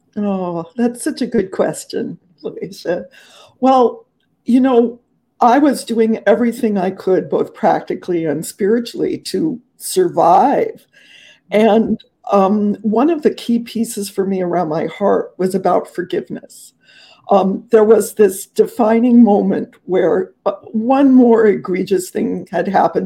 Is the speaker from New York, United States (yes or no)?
no; Southern California, United States; moved away; also born or lived in Los Angeles / Mexico; I grew up in Southern California